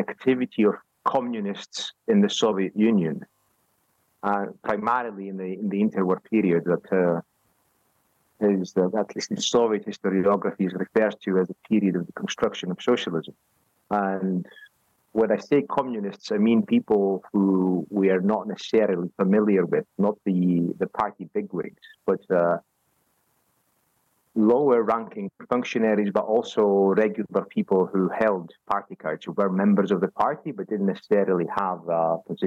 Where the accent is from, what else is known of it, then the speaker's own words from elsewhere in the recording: Greece; moved away as an adult; also born or lived in Edinburgh, Scotland / Dublin, Ireland; now in Bielefeld, Germany; I am originally from Greece. I grew up there